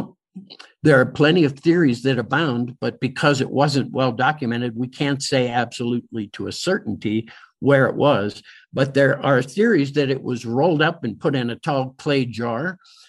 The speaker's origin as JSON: {"language": "English", "town": "Pittsburgh", "region": "Pennsylvania", "country": "United States", "tie": "born or raised there", "moved": "yes", "said": "Pittsburgh, my hometown"}